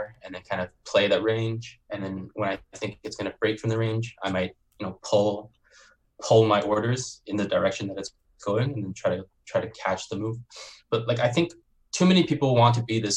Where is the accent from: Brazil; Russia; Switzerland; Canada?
Canada; also born or lived in Beijing, China; I was born in Beijing. I'm Chinese. I grew up in Canada